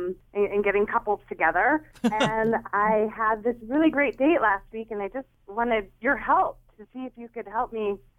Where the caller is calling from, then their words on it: Middletown, United States; I'm calling from Middletown.